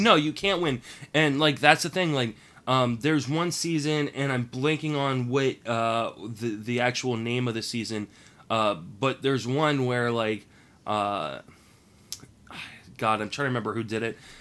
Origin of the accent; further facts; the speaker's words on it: Washington, District of Columbia, United States; I grew up in Washington, D.C.